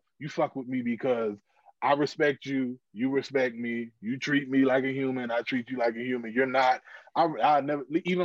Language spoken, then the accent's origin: English; Virginia, United States; I'm from Virginia